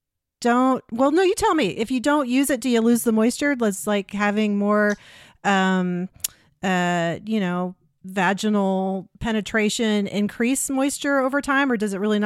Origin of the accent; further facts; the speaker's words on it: Ohio, United States; I'm from Ohio.